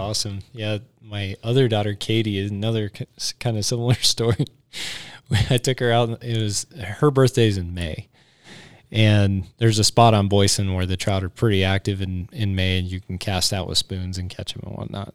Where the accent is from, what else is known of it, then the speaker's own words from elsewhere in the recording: Cheyenne, Wyoming, United States; me growing up in Cheyenne